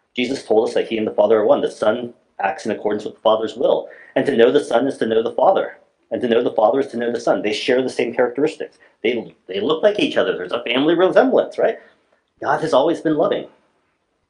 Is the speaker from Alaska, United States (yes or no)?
yes; Alaska, United States; I'm from Alaska